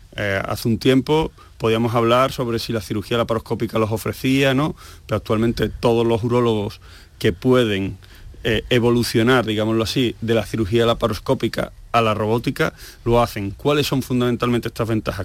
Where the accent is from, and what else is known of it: Seville, Andalusia, Spain; moved away as an adult; also born or lived in Asturias